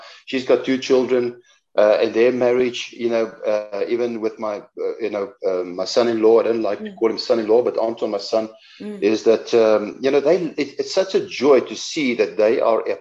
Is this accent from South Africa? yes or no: yes; South Africa; accent: Afrikaans; our accent, my Afrikaans accent